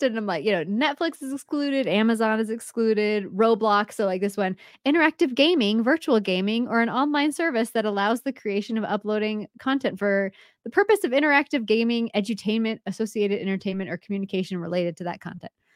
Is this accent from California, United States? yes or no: yes; Bay Area, California, United States; moved away; also born or lived in Monterey, California; I'm from the Bay Area. I was born in Monterey.